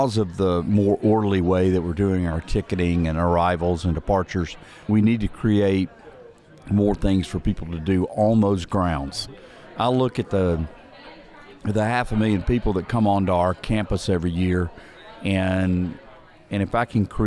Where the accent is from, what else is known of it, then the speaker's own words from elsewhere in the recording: Lookout Mountain, Tennessee, United States; I grew up on Lookout Mountain. I grew up 3 miles from Ruby Falls